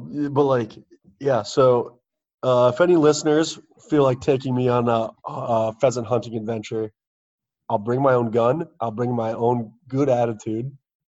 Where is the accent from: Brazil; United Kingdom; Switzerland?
United Kingdom; My crisps, as I call them, because I'm British.